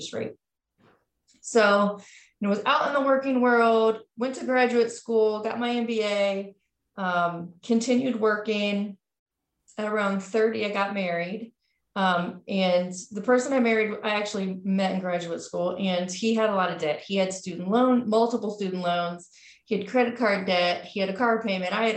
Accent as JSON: {"language": "English", "town": "Cincinnati", "region": "Ohio", "country": "United States", "tie": "born or raised there", "lives_now": "Columbus, United States", "said": "I grew up in Cincinnati, Ohio"}